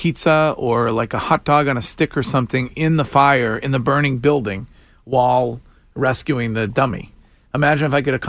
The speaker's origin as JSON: {"language": "English", "town": "Stow", "region": "Massachusetts", "country": "United States", "said": "I'm from Stowe"}